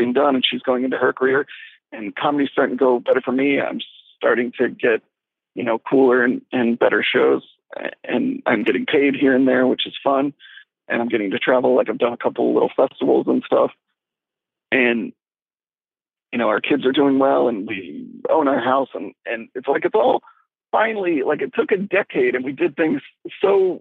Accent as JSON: {"language": "English", "region": "Louisiana", "country": "United States", "moved": "yes", "said": "we're from Louisiana"}